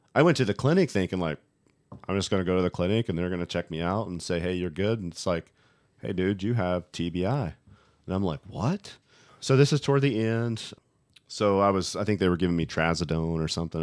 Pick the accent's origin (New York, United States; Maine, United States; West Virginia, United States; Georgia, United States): West Virginia, United States; a boy growing up in West Virginia.